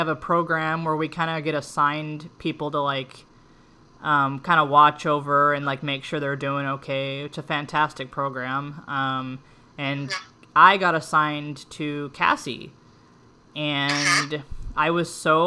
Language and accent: English; St. Louis, Missouri, United States; moved away; St. Louis right now, my hometown